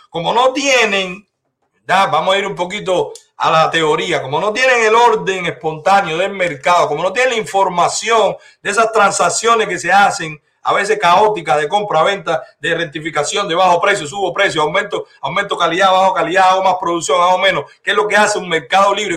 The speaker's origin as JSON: {"language": "Spanish", "country": "Cuba", "moved": "yes", "lives_now": "Dominican Republic", "said": "somos los cubanos"}